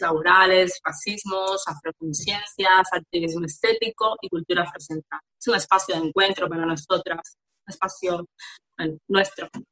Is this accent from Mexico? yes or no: no; Havana, Cuba; now in Barcelona, Spain; Yo soy de La Habana, Cuba